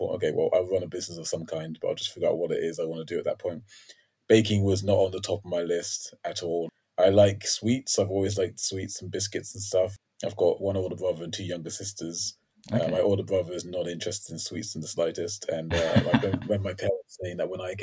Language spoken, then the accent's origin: English; London, United Kingdom; also born or lived in Bedford; I grew up in Crystal Palace